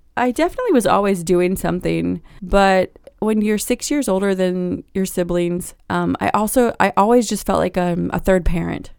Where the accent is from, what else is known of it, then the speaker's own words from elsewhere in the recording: Virginia Beach, Virginia, United States; now in Richmond, United States; I grew up not far from here, about a hundred miles in Virginia Beach.